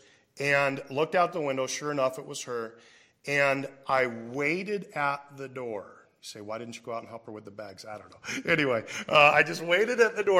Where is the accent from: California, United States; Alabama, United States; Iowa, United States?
Iowa, United States; Davenport; I grew up in Davenport, Iowa